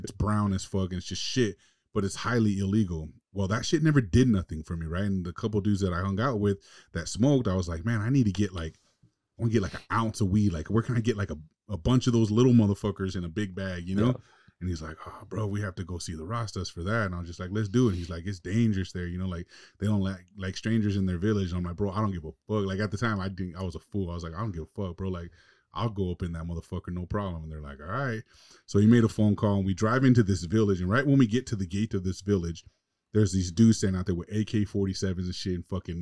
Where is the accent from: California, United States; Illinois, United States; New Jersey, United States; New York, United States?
California, United States; Los Angeles; I was from LA, I was from West Coast, I was from the States